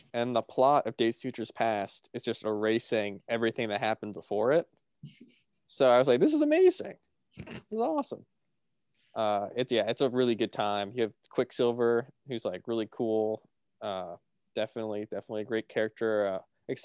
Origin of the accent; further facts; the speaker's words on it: United Kingdom; Matt, I'm British myself. I'm British myself, so I can say it.